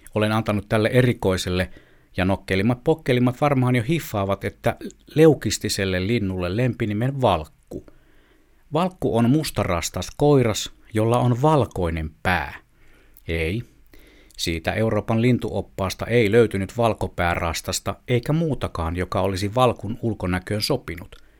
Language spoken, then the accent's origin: Finnish; Southern Savonia, Finland; moved away; synnyin kaupungissani Etelä-Savossa